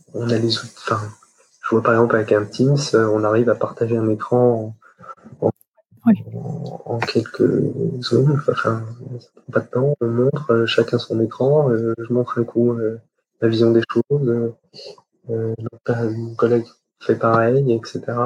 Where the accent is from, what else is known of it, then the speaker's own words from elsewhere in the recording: Champagne, Grand Est, France; now in Paris, France; je suis de Champagne